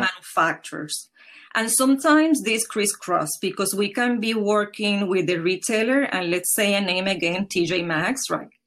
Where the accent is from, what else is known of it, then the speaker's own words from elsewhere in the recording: Puerto Rico; now in New York, United States; Home is Puerto Rico. It is in the Caribbean